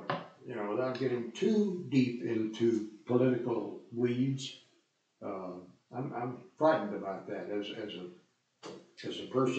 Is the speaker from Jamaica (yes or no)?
no; United States; as an American citizen.